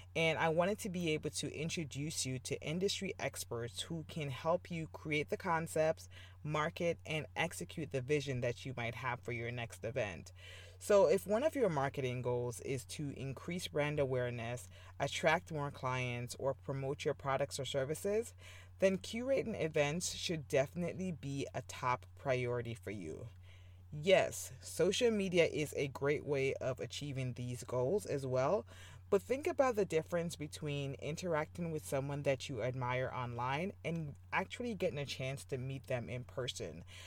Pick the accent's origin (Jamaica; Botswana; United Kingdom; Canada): Jamaica; moved away as an adult; I was born in Jamaica and I moved here for college